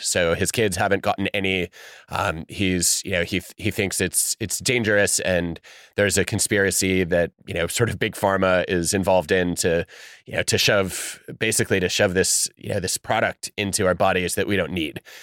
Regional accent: United States

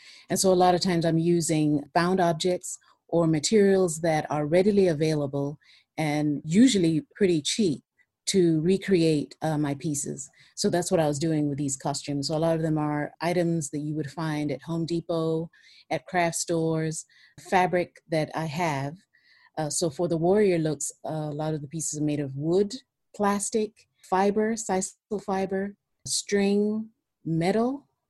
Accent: Kenya; I'm from Kenya.

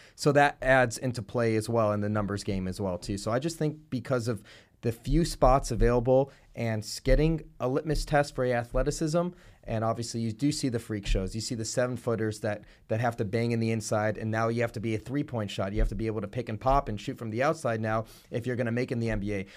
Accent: Buffalo Grove, Illinois, United States; I grew up in Buffalo Grove

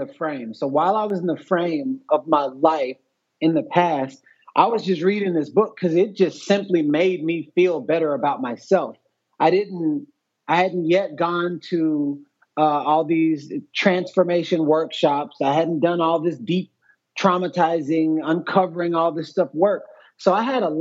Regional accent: Houston, Texas, United States; now in Los Angeles, United States; I'm originally from Texas. I was born and raised in Houston

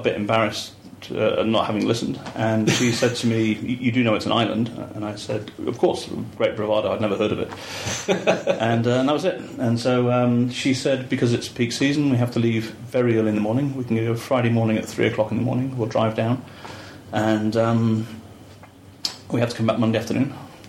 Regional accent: Manchester, North West England, United Kingdom; moved away as an adult; now in Croatia; I come from Manchester in the UK

